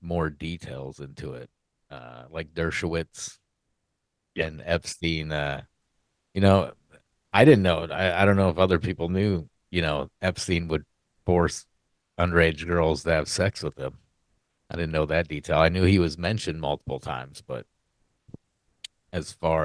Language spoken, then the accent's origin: English; Iowa, United States; my home state of Iowa